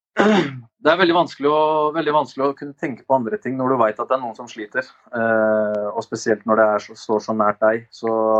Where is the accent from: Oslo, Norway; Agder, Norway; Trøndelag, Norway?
Oslo, Norway; Jeg er oppvokst på Ammerud i Groruddalen